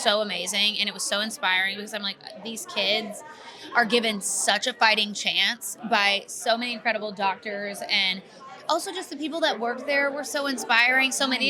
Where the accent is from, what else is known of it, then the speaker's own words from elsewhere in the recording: Kentucky, United States; now in Nashville, United States; I'm from Kentucky as well.